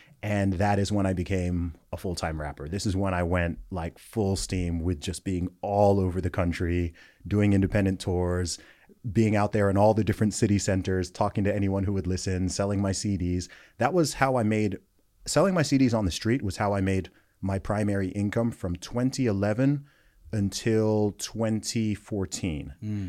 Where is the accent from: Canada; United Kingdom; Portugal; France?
United Kingdom; also born or lived in United States; So I'm British, but yeah, I went to an American school for a while. I went to both the American and British school systems.